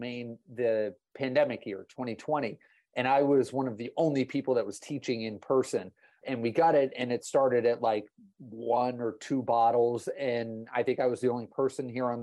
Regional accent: Massachusetts, United States; moved away as an adult; now in Texas, United States; I'm originally from the Northeast, from Massachusetts. I went to school in Boston

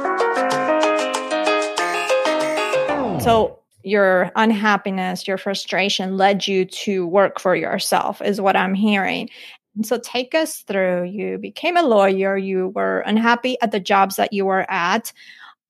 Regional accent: Colombia; I was born in Colombia.

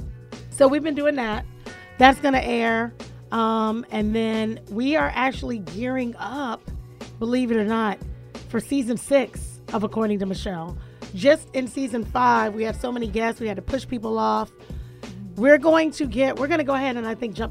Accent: Florida, United States; now in Atlanta, United States; I'm from Florida

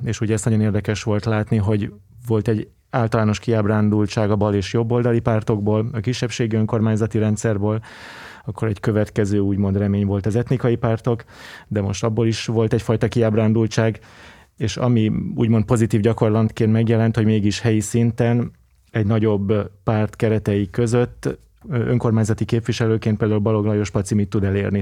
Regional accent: Budapest, Hungary; egy vegyes környezetben nőttem fel Angyalföldön

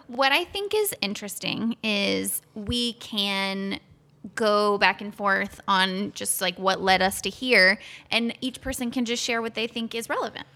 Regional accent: Florida, United States; I grew up in Florida.

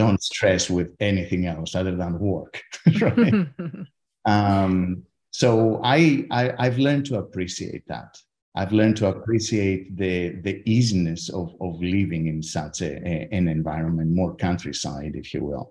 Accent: Athens, Attica, Greece; moved away as an adult; also born or lived in Leeds, United Kingdom / Heidelberg, Germany; now in Stanford, United States; I grew up in Athens

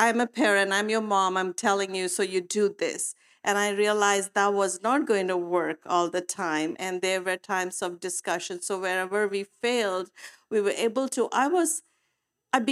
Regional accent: India; moved away; I come from India, so I brought a lot of cultural beliefs with me as I was parenting

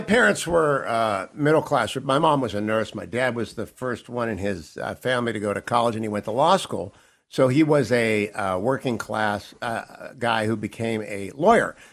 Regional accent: Warren, Ohio, United States; moved away as an adult; growing up in Warren, Ohio

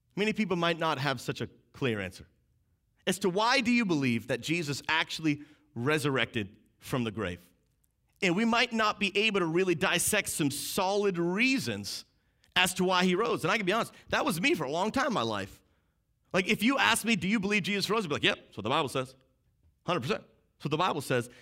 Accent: outside of Boston, Massachusetts, United States; I grew up outside of Boston, Massachusetts, so we say Happy Easter

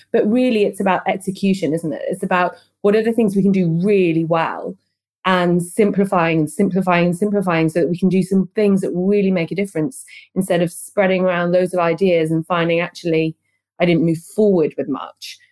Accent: London, United Kingdom; moved away as an adult; now in Berlin, Germany; I moved from London, where I'm from, to Berlin

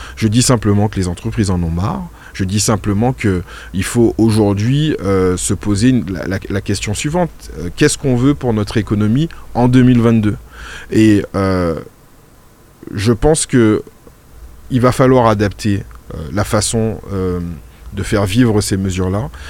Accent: Martinique; j'ai fait une grande partie de ma scolarité en Martinique

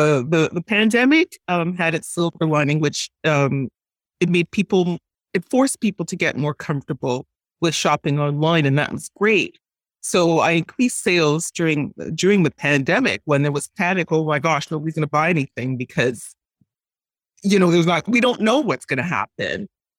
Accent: Montreal, Quebec, Canada; I was born and raised in Montreal. My mom worked in the garment industry

